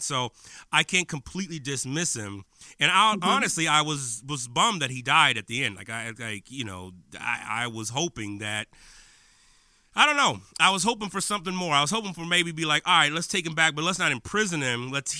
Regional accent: West Coast, United States; you got a young brother growing up in the West Coast during the tumultuous 80s.

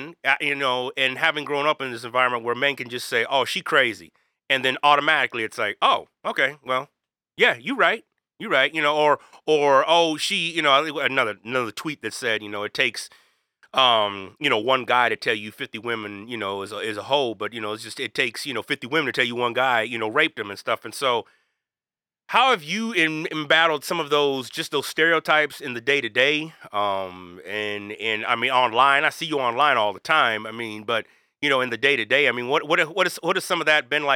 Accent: the South, United States; growing up in the South as well in a small rural community

